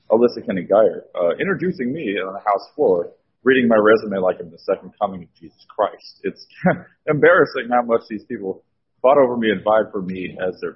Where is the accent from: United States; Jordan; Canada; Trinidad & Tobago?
United States; Portland, Oregon; um, I'm from Felony Flats, uh, kind of a crappy neighborhood in Portland, Oregon. Now, Felony Flats is not Compton. I think they're hard, but they're not. But it is like the sketchy underbelly of Portland.